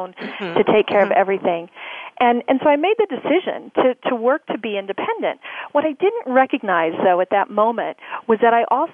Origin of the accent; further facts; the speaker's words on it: Oklahoma, United States; I grew up in Oklahoma. I'm an Oklahoma girl